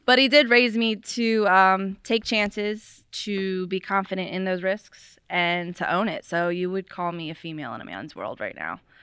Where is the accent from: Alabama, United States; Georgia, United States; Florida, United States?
Florida, United States; moved away; I did not grow up around here, though. I grew up in Florida